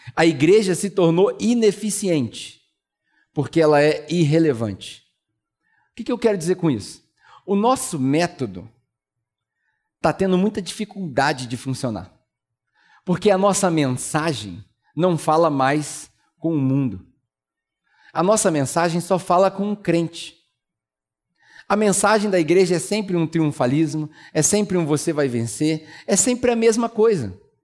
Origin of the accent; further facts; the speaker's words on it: Brazil; moved away as an adult; also born or lived in New Zealand; antes de voltar para o Brasil